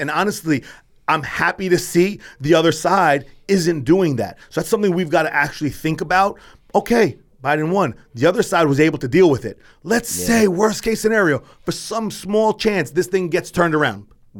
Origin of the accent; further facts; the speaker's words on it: United States; I have no choice because I'm an American.